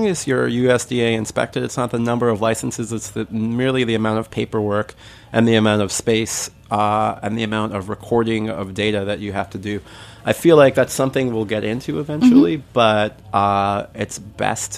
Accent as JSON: {"language": "English", "town": "New York City", "region": "New York", "country": "United States", "tie": "born or raised there", "said": "I grew up in Bensonhurst in Brooklyn"}